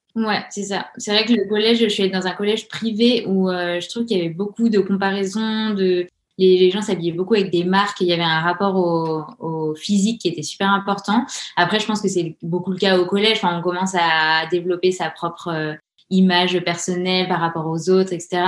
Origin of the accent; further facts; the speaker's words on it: Grenoble, Auvergne-Rhône-Alpes, France; now in Orléans, France; on a grandi à Grenoble, entouré des montagnes